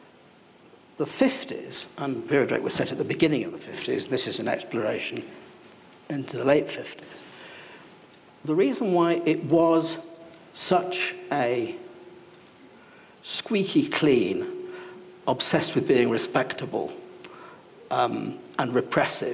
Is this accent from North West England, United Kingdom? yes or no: yes; Salford, North West England, United Kingdom; also born or lived in Welling; I was brought up in Salford.